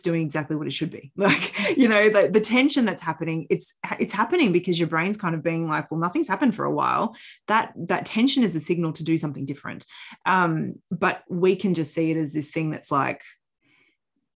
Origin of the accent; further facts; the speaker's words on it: Australia; also born or lived in Canada; I was born in Canada. And when we moved to Australia, I was 6 years old